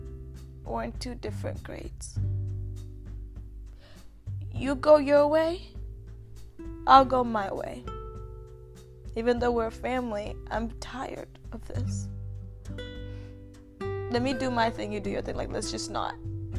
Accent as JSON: {"language": "English", "country": "Uganda", "accent": "Ugandan", "said": "But my accent was different growing up. I had a Ugandan accent, but it wasn't as strong. Americans might think it was strong"}